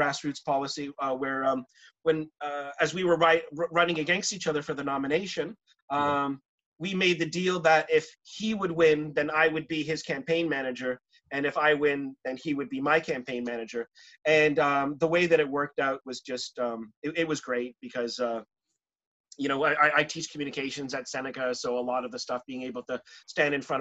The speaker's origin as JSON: {"language": "English", "country": "Pakistan", "tie": "born or raised there", "moved": "yes", "said": "I grew up in Pakistan"}